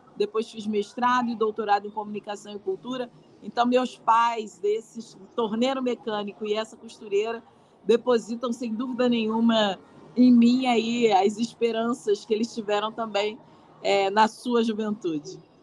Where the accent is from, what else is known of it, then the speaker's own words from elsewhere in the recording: Rio de Janeiro, Brazil; Sou carioca da gema do ovo.